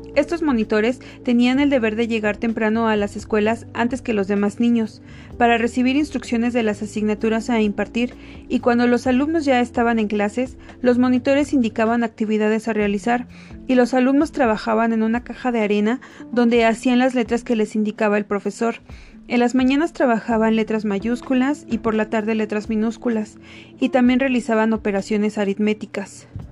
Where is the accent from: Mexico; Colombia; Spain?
Mexico; nuestro país